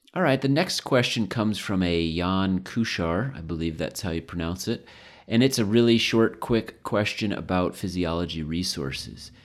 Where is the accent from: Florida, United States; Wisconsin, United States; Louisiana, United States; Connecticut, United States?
Connecticut, United States; moved away as an adult; now in Colorado, United States; where I grew up in Connecticut